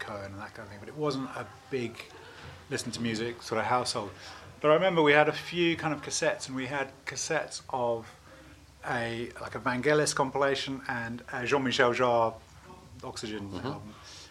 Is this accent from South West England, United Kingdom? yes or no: yes; Bristol, South West England, United Kingdom; moved away as an adult; also born or lived in Oxford; I was born in Oxford, but grew up in Bristol. So I spent most of my time in Bristol